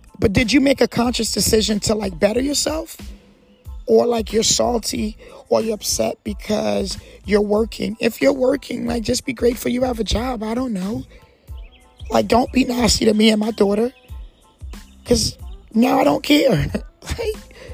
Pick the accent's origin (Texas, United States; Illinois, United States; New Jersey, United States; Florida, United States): New Jersey, United States; now in Jacksonville, United States; I talk to you from a person that's an immigrant. I talk to you from a person that was raised, that was brought up in New Jersey on the East Coast